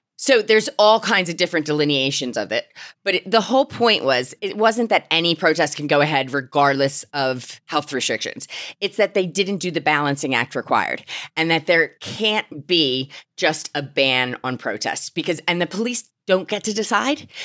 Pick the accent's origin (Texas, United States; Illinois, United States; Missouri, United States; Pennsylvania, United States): Pennsylvania, United States; Philadelphia; moved away as an adult; now in United Kingdom; I'm an immigrant from Philadelphia